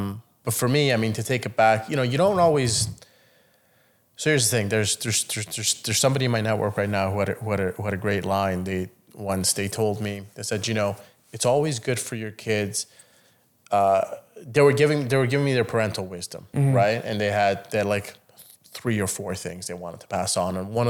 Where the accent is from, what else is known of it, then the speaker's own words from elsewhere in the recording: Italy; I've seen what a nice suit is. I grew up in Italy, goddammit.